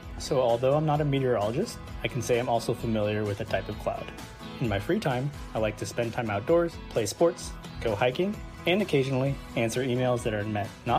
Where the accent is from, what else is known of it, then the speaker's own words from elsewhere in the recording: Bay Area, California, United States; now in Sacramento, United States; I was born and raised in the Bay Area in California, graduated from UC Berkeley a few years back, and now I'm based in the Sacramento area, working as a software engineer.